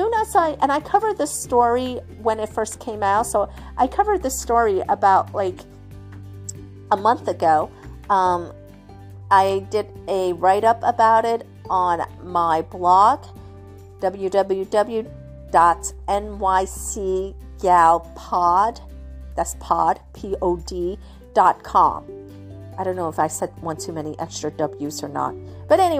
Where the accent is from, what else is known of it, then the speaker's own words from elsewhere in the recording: New York City, New York, United States; I'm from the city. You know, I grew up in New York City